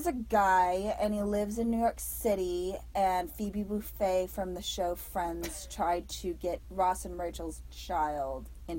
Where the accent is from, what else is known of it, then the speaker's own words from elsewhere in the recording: Germany; So I grew up in Europe. And specifically in a country that didn't have speed limits.